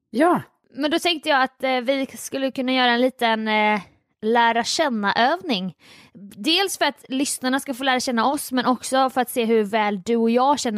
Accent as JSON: {"language": "Swedish", "country": "Sweden", "tie": "born or raised there", "said": "Var växte jag upp? Grästorp. Jajamän, och inte det Grästorp som finns i Västergötland utan Grästorp som ligger i... Äh, Jönköping"}